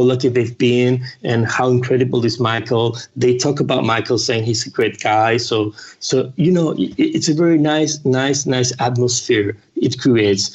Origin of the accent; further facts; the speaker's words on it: Spain; English is a second language; I'm from Spain. So sometimes, you know, my English is not perfect